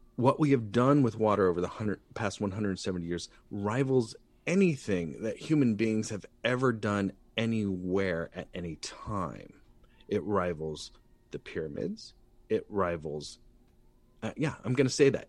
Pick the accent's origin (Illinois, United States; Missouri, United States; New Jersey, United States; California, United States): California, United States; Santa Barbara; I'm an artist from Santa Barbara